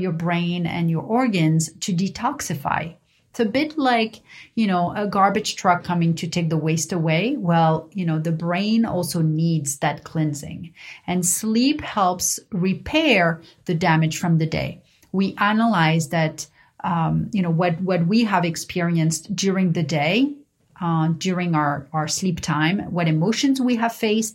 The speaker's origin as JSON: {"language": "English", "town": "Paris", "region": "Île-de-France", "country": "France", "tie": "born or raised there", "said": "growing up in Paris"}